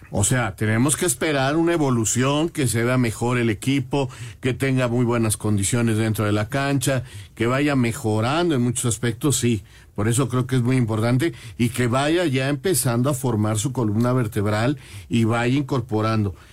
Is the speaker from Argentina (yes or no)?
no; Mexico; así somos los mexicanos